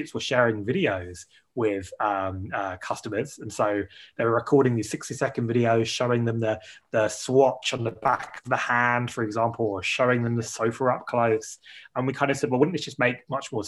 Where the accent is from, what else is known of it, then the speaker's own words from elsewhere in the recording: United Kingdom; as a Brit